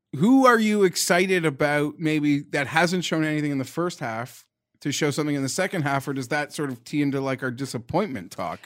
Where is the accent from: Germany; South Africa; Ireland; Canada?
Canada; I'm Canadian